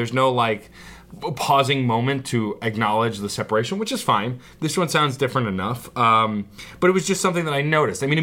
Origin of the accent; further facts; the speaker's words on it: United States; our tiny American minds